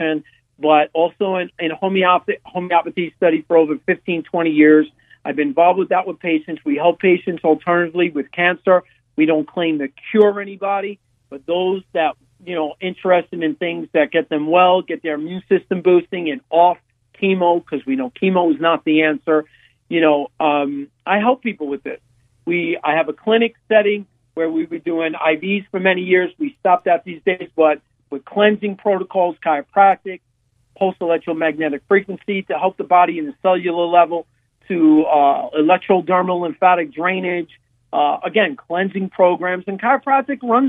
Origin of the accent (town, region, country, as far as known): New York City, New York, United States; born or raised there; accent: New York; moved away